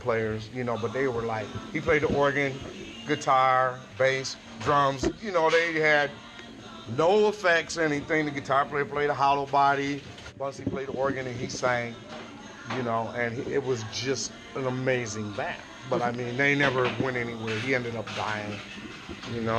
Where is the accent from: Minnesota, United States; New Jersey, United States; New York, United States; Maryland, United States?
Minnesota, United States; Minneapolis; I was born and raised here